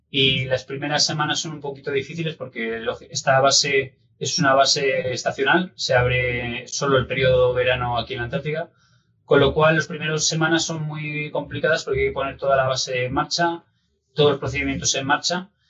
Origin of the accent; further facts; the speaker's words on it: Zamora, Castile and León, Spain; siempre que por temas de trabajo me toca pasar la Semana Santa fuera de, España y de Zamora, pues eh, es un, pequeño dolor en el corazón.